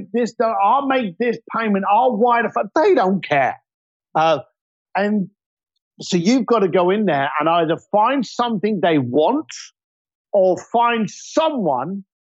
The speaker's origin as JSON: {"language": "English", "region": "London", "country": "United Kingdom", "said": "I'm a bricklayer from East London"}